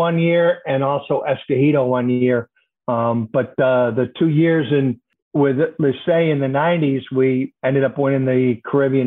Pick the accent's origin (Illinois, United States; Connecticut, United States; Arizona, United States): Illinois, United States; Chicago; I grew up in Chicago